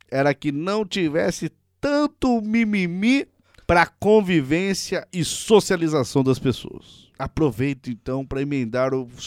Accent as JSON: {"language": "Portuguese", "town": "Pirassununga", "region": "São Paulo", "country": "Brazil", "tie": "born there", "lives_now": "Goioerê, Brazil", "said": "nasci em Pirassununga, interior de São Paulo, mas hoje em dia trabalho e estudo em Goiorê, Paraná."}